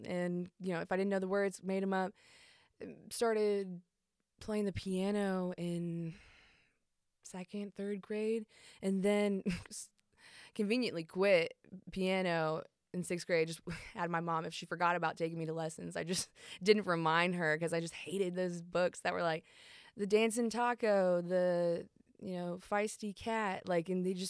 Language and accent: English; Marietta, Georgia, United States; also born or lived in Chicago, United States; I was born and adopted in Chicago, Illinois, but raised, you know, outside of Atlanta, Georgia, Marietta.